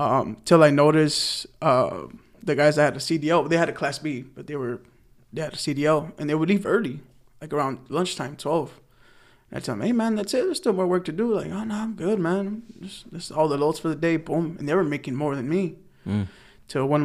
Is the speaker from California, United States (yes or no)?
yes; Los Angeles, California, United States; moved away as an adult; also born or lived in Alabama; I'm the oldest of four, born and raised in the San Fernando Valley.